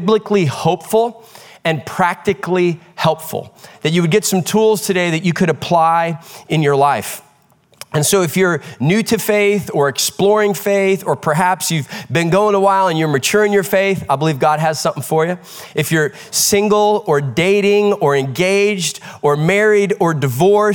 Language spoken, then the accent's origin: English; Midwest, United States; One of my greatest childhood memories growing up in the Midwest was summer nights outdoors